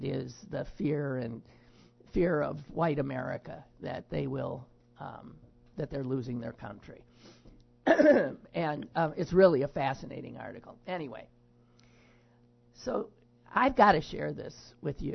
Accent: Wisconsin, United States; moved away; I was from Wisconsin

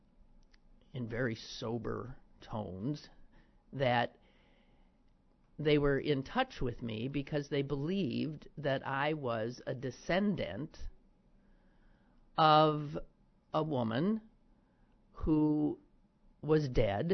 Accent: Wisconsin, United States; now in Pittsburgh, United States; From my home state of Wisconsin

